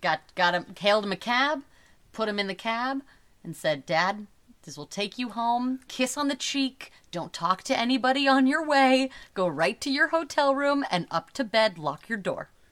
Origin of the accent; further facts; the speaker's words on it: Portland, Oregon, United States; now in New York, United States; where we grew up in Portland, Oregon